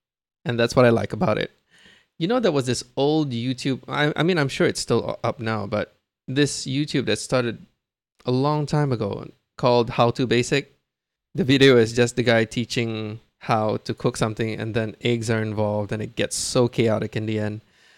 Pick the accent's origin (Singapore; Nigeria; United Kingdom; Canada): Singapore; I'm a Singaporean man. I'm 37 this year.